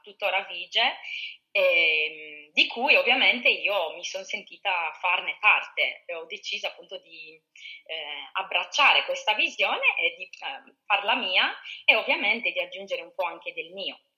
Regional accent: Sardinia, Italy; ma soprattutto in Sardegna ce l'abbiamo, io penso che ce l'abbiamo proprio nel, nel sangue, essere ospitali

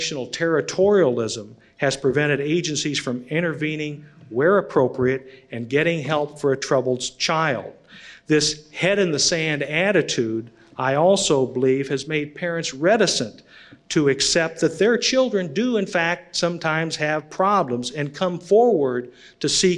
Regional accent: Illinois, United States; my home state of Illinois

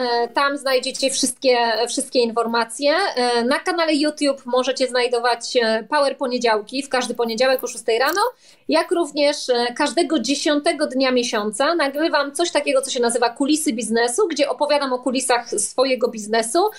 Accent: Silesian Voivodeship, Poland; accent: Silesian dialect; jestem ze Śląska, w związku z czym ten dialekt śląski czasami mi się tam włącza

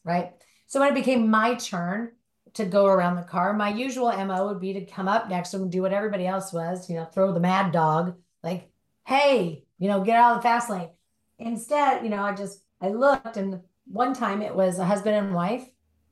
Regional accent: Southern California, United States; Born and raised in Southern California

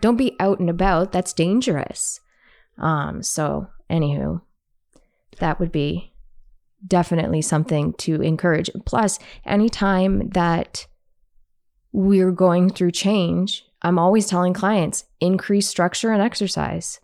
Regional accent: Canada; because I'm Canadian

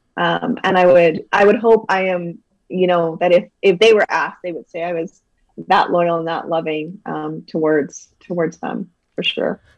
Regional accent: Calgary, Alberta, Canada; also born or lived in Toronto; we moved back to Canada, and we actually moved to Calgary, and then grew up there for the rest of my life

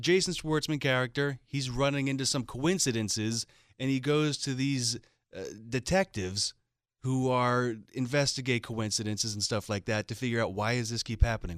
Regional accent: Philadelphia, Pennsylvania, United States; I'm from Philadelphia

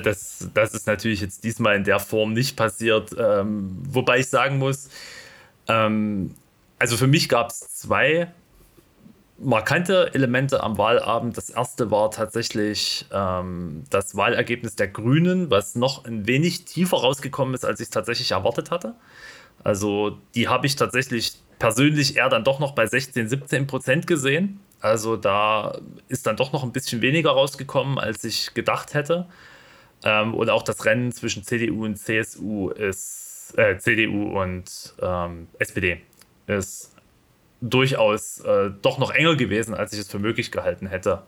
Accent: East Germany, Germany; als äh, Ostdeutscher hier in dieser Runde

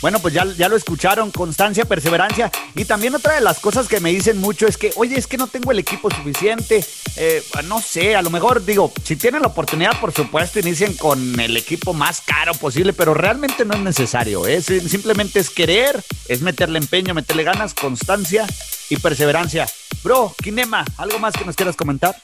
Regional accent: Chihuahua, Mexico; Yo soy de Chihuahua

